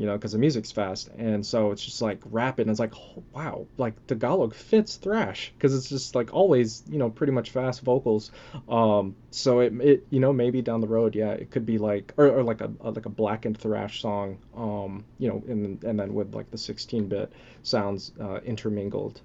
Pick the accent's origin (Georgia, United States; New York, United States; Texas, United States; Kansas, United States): Texas, United States; also born or lived in California / Philippines (ancestry); I was born in, uh, originally in California. Um, obviously been in Texas most of my life